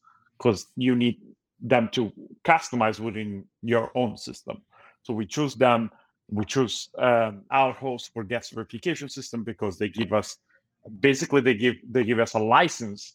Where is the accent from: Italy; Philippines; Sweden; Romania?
Italy; moved away as an adult; now in United States; I'm originally from Italy, so I had a lot of connections there.